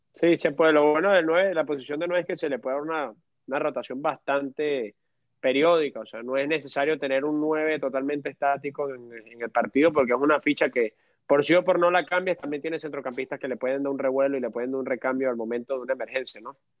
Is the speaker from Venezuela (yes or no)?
yes; Venezuela; como venezolano tengo bastante fe